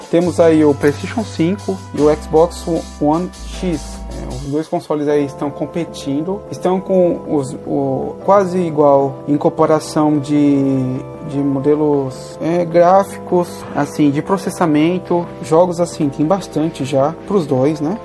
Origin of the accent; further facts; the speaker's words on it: São Paulo, Brazil; Eu sou aqui de São Paulo, moro aqui no, na Zona Sul